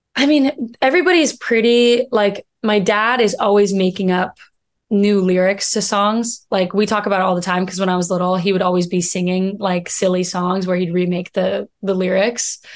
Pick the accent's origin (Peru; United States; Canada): United States; Missoula, Montana; moved away as an adult; also born or lived in New York; now in Los Angeles, United States; I'm from Missoula, Montana